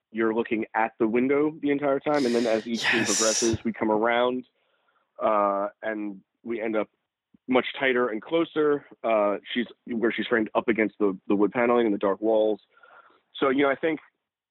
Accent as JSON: {"language": "English", "town": "New York City", "region": "New York", "country": "United States", "tie": "born or raised there", "said": "I grew up in New York City."}